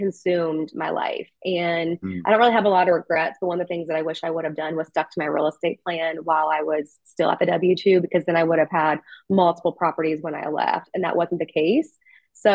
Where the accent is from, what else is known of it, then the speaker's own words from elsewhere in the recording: Kentucky, United States; now in Nashville, United States; I'm from Kentucky originally, not far from here.